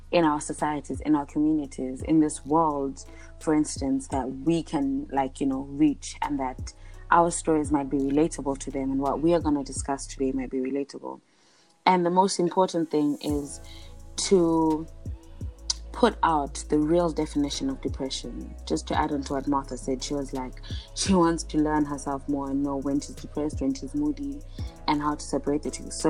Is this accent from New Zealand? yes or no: no; South Africa; also born or lived in Uganda; um, I am South African stroke Ugandan.